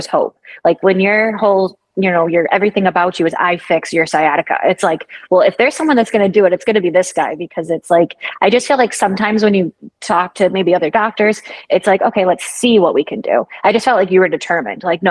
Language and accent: English; Michigan, United States; now in Florida, United States; I'm from Michigan originally